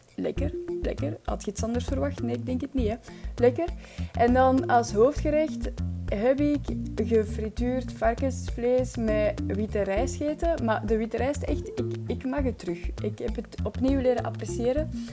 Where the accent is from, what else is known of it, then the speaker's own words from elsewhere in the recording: Belgium; als Belg